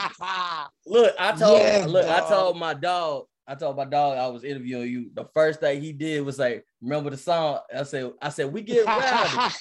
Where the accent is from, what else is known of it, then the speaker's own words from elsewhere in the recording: Dallas, Texas, United States; I'm from Oak Cliff, Texas